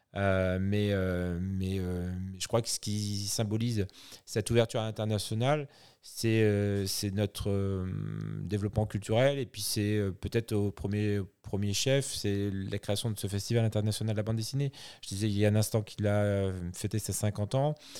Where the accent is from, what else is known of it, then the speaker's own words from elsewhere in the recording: France; ici chez nous en France